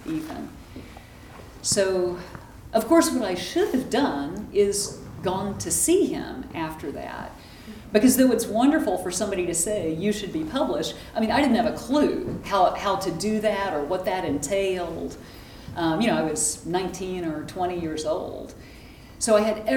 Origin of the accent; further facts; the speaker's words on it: Texas, United States; I grew up in Texas